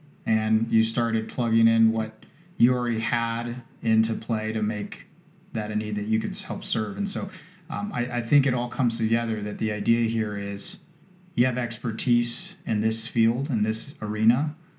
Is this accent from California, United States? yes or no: yes; Cardiff-by-the-Sea, California, United States; I grew up in Cardiff, or for those of you who fully know the area, Cardiff by the Sea. Believe it or not, my grandmother's 105 this year, and my family's been in San Diego and actually in Encinitas for a long, long time.